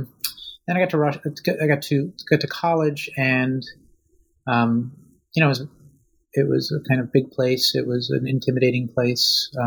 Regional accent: outside of Boston, Massachusetts, United States; also born or lived in Russia; I was born in Russia in what was then the Soviet Union. And my parents immigrated with me and my older sister in 1981 when I was six. And I grew up outside of Boston

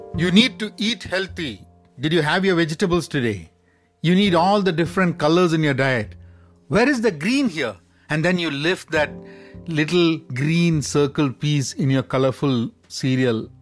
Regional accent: Dubai, United Arab Emirates; growing up in Dubai

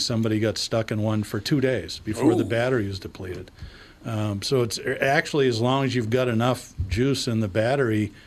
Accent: United States; I'm an American.

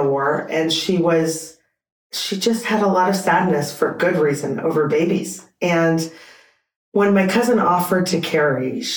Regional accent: Canada; I'm Canadian.

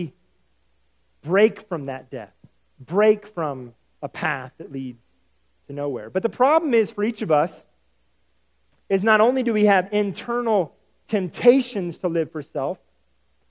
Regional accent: the South, United States; I'm from the South, and we value hospitality

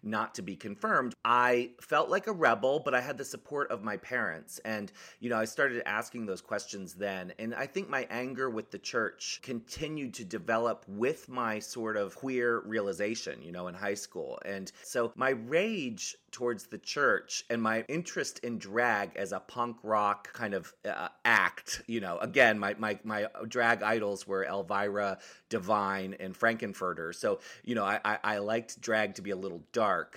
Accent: Annapolis, Maryland, United States; moved away as an adult; also born or lived in San Francisco; I came from Maryland, actually. I grew up in Maryland

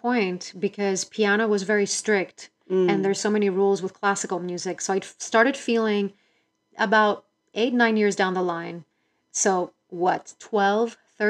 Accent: Greece; I grew up in Greece, and at age 3, I started doing piano

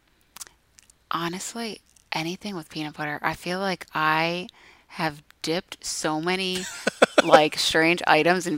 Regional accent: United States; I'm such an American.

